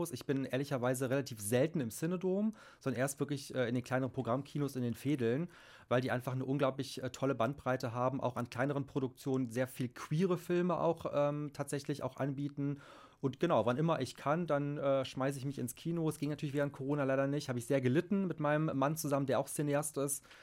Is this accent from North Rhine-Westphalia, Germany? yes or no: yes; Troisdorf, North Rhine-Westphalia, Germany; Also ich bin Rheinländer durch und durch. Du hast ja richtigerweise gesagt, ich bin in Troisdorf tatsächlich geboren, aufgewachsen. Das ist ja so ein bisschen Speckgürtel von Köln, also zwischen Köln und Bonn.